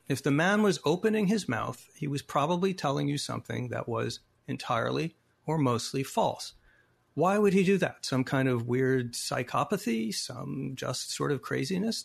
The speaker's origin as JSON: {"language": "English", "town": "Phoenix", "region": "Arizona", "country": "United States", "tie": "born or raised there", "said": "my hometown of Arizona, the Veterans Memorial Coliseum, where I sat and saw many Suns games as a kid"}